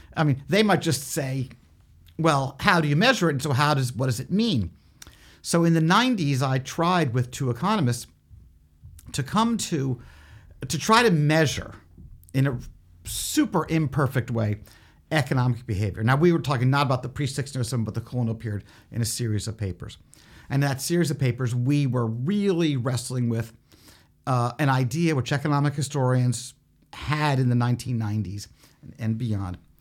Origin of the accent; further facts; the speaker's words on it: Philadelphia, Pennsylvania, United States; that's also my hometown